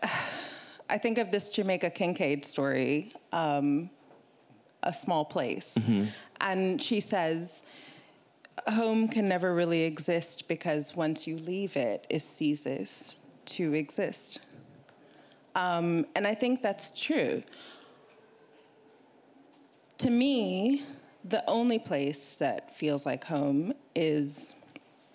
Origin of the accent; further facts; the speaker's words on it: Kilimanjaro, Tanzania; moved away; also born or lived in Ethiopia / New York / London; I'm from Tanzania